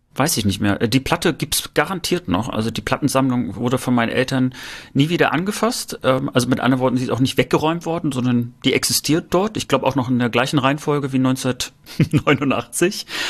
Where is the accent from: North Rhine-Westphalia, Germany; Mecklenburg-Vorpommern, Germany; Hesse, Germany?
Mecklenburg-Vorpommern, Germany; Rostock; bei uns in Rostock